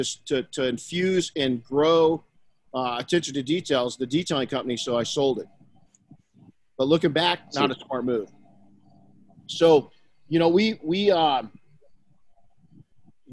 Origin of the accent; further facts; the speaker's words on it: Colton, California, United States; I was raised by my mom and grandma in Colton, California